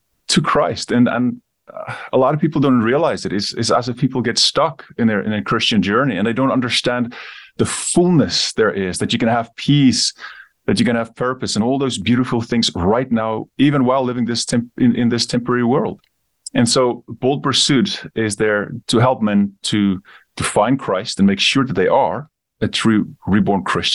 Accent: South Africa; also born or lived in Namibia; I grew up in Namibia. I moved to South Africa when I was young, grew up the rest of my time there.

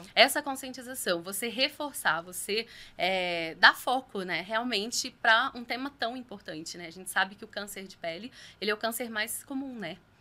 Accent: São Lourenço, Minas Gerais, Brazil; moved away as an adult; also born or lived in Rio de Janeiro / Itajubá; now in São José dos Campos, Brazil; sou mineira, nasci na cidade de São Lourenço, no sul de Minas, e estou em São José dos Campos há exatos oito anos

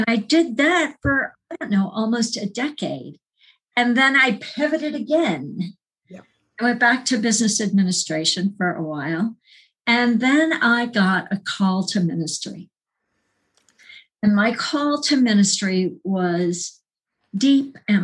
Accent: Phoenix, Arizona, United States; moved away as an adult; also born or lived in Colorado / California / Vermont; I'm a woman from Phoenix

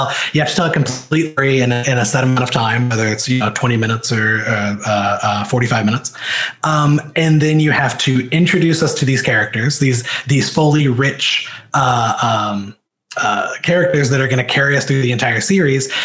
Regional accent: Missouri, United States; moved away; I'm from Missouri, which Missouri feels like it's about a billion miles away from Hollywood

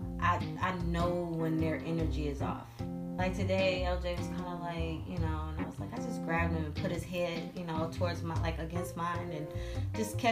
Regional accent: Detroit, Michigan, United States; moved away as an adult; now in Arizona, United States; I'm from Detroit

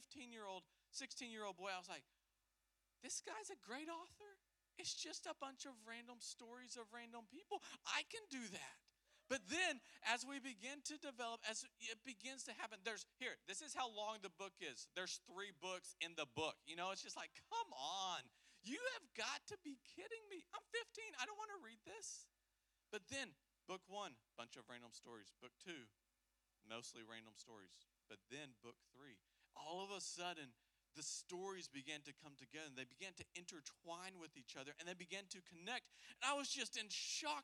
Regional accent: the South, United States; we're from the South

